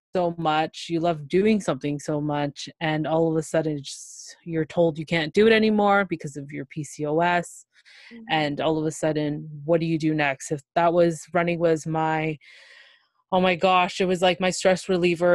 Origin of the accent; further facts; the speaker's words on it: Toronto, Ontario, Canada; I'm from Toronto, Ontario, Canada